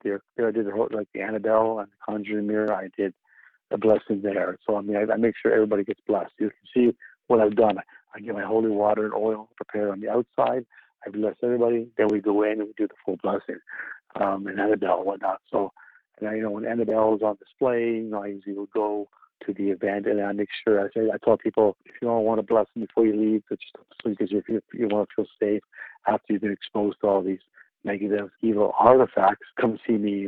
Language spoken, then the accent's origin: English; Canada; being the only Canadian member on the team, with Kia, both of us being Canadian